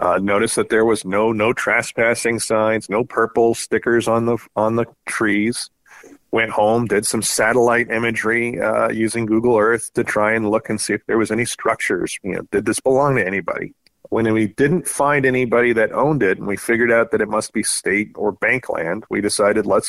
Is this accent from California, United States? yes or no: yes; Southern California, United States; moved away as an adult; now in Spokane, United States; I grew up in Southern California